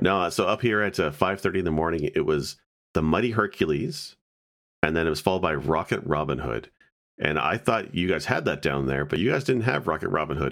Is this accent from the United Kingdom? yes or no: no; Canada; as Canadian